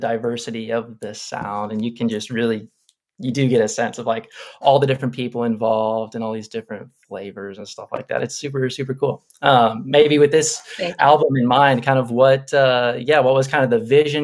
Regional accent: Dallas, Texas, United States; I was born and raised in Dallas

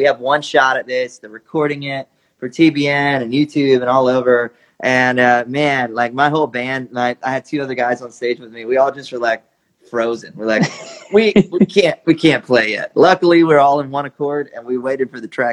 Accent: Georgia, United States; an 8-year-old kid growing up in Georgia

